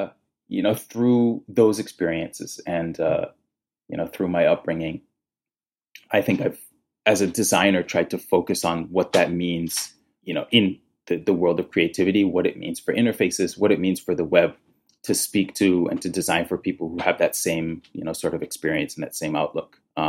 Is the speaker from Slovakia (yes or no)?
no; Nigeria; I am a third culture kid, which essentially means I am from three cultures. The first being I am Nigerian.